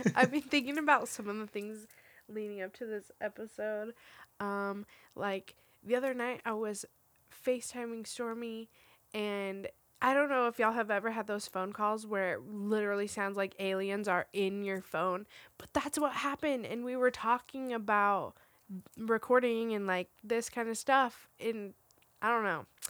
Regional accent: Roswell, New Mexico, United States; I grew up in Roswell, New Mexico, which is, like, the big alien capital of the world

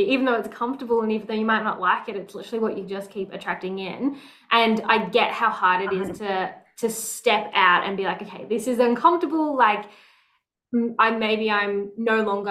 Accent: Melbourne, Victoria, Australia; I grew up in Melbourne

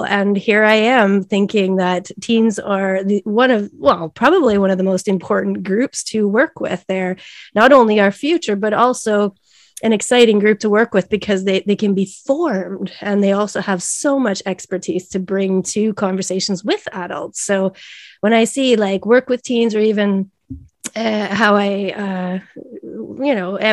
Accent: Canada; moved away as an adult; now in Sweden; I am a Canadian living in Sweden and have been for the past 21 years

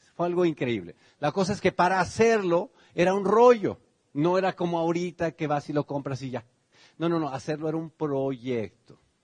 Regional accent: Tenancingo, Mexico; born or raised there; now in United States

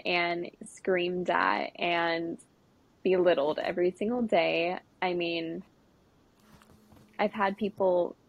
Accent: Sacramento, California, United States; moved away as an adult; also born or lived in Stockton, California; now in Nashville, United States; I am from Sacramento, California.

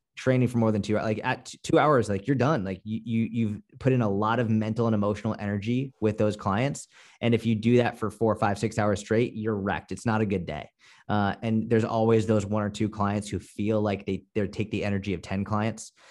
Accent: Boston, Massachusetts, United States; I'm from Boston. Like, we're more just, like, no bullshit

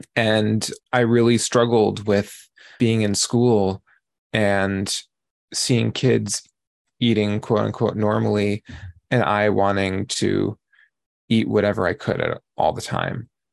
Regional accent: New York, United States; I grew up in New York.

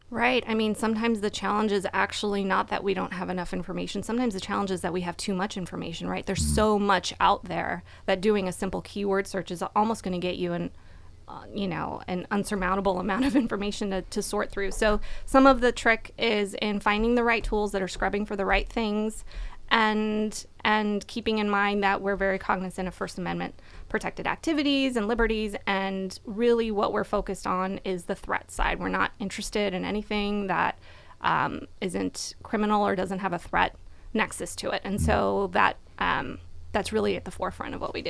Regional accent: California, United States; also born or lived in Washington, D.C.; I grew up in California

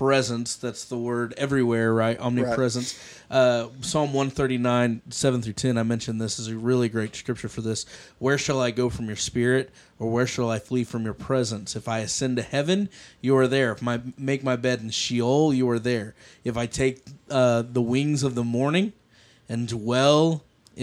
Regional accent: Augusta, Kansas, United States; born or raised there; moved away

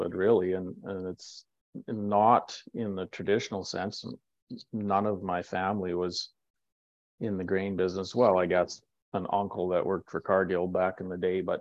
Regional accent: Manitoba, Canada; also born or lived in Alexandria, Minnesota, United States; I was born in Minnesota, in Alexandria, and but I was 10 months old when mom and dad moved to Manitoba, and so this Manitoba's home for me

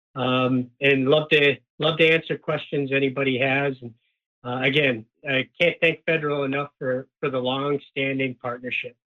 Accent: Upper Peninsula of Michigan, United States; now in Minnesota, United States; I grew up in the Upper Peninsula of Michigan

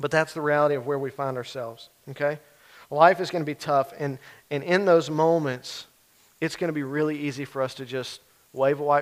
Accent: the Bible Belt, United States; for us as believers growing up in the Bible Belt

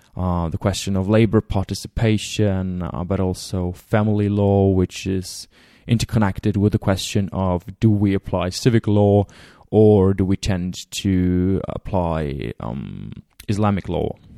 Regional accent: Germany; I'm from Germany

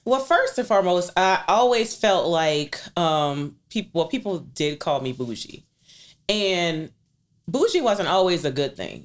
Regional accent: New Orleans, Louisiana, United States; I was born and raised in New Orleans East from nineteen seventy-nine

